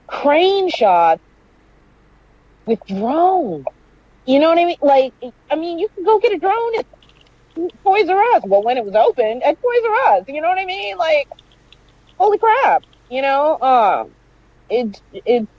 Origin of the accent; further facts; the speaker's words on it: New York, United States; growing up in New York